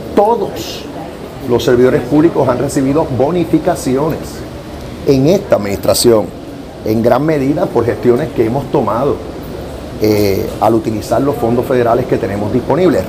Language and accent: Spanish; Puerto Rico; la ciudadanía americana de todos los puertorriqueños